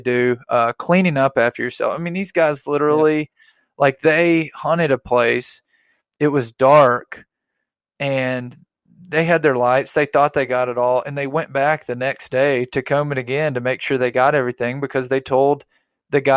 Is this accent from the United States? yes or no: yes; Arkansas, United States; I'm from Arkansas.